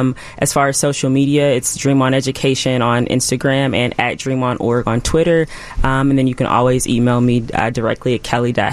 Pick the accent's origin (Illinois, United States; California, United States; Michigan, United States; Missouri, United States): Missouri, United States; Kansas City; moved away; I'm originally from Kansas City, Missouri, born and raised there.